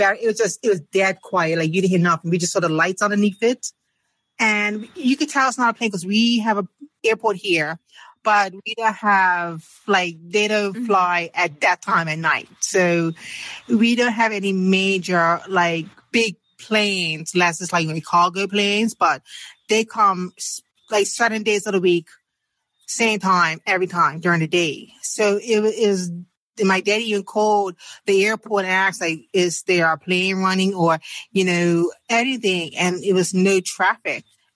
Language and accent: English; Bermuda; from Bermuda.